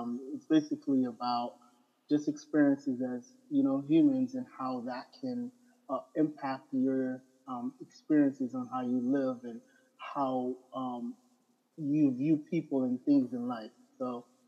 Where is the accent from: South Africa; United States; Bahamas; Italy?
Bahamas; Abaco; I'm originally from Abaco, Bahamas.